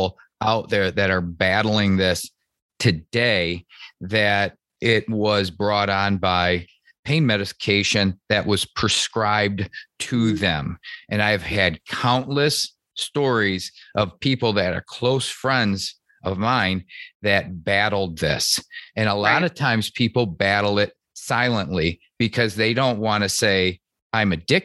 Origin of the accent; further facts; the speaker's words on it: Michigan, United States; moved away as an adult; now in Charlotte, United States; I grew up in Michigan.